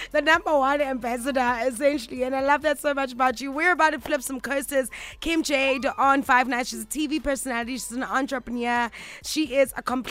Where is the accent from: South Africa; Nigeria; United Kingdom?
South Africa; I'm South African